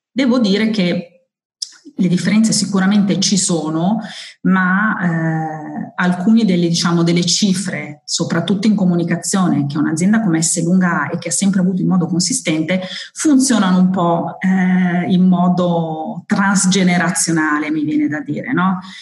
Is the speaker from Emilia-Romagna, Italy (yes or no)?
yes; Modena, Emilia-Romagna, Italy; Sono modenese di origine